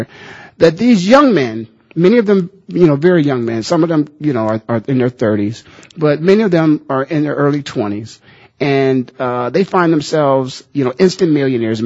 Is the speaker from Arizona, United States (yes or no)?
no; Philadelphia, Pennsylvania, United States; now in Phoenix, United States; I'm from Philadelphia